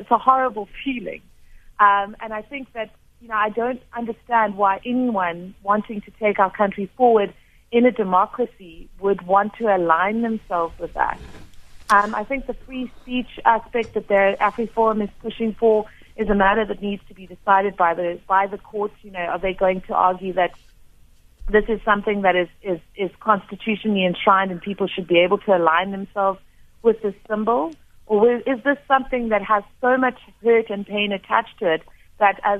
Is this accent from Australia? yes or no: no; South Africa; as a South African